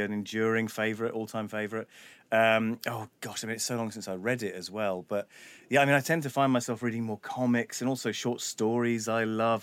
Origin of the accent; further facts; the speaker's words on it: London, United Kingdom; I was a little white kid growing up in North London